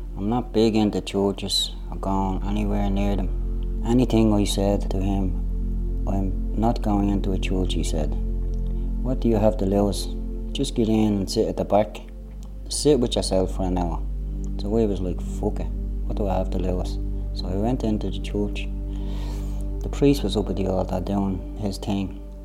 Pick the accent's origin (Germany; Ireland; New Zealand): Ireland; Dublin, Leinster; I came from Ballymun